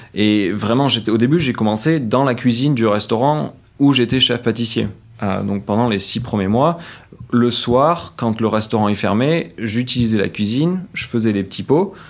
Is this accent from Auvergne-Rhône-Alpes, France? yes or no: no; Saint-Sève, Nouvelle-Aquitaine, France; moved away as an adult; now in San Francisco, United States; j'ai grandi à Saint-Sevé, c'est un petit patelin de, 5000 habitants